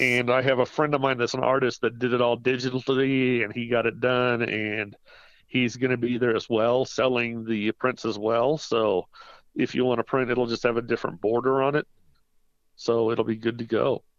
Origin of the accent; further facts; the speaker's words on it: Salina, Kansas, United States; now in Colorado Springs, United States; my hometown of Salina, Kansas